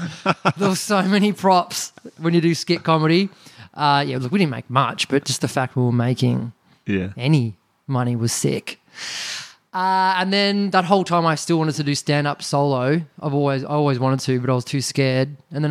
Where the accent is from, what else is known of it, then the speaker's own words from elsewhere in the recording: Greensborough, Victoria, Australia; Yeah, you go on the Hurstbridge train line, ladies and gentlemen. Now it's the Diamond Creek train line. The Dymo's got a train station. It's about a 50-minute train ride.